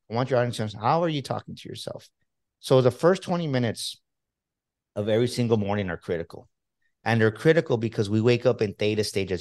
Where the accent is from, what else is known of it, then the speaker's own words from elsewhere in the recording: Texas, United States; I'm from Texas